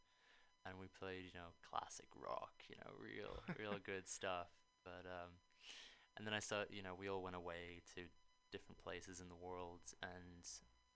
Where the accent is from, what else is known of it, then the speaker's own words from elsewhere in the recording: Langley, South East England, United Kingdom; moved away as an adult; also born or lived in Toronto, Canada; now in United States; I was raised pretty much in London, England. I say London, but it's actually a tiny, tiny village just outside called Langley